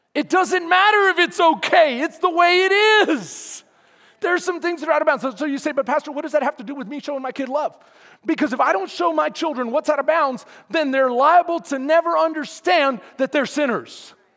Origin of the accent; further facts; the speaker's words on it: Houston, Texas, United States; now in Bastrop, United States; I'm from Houston, second ward, third ward.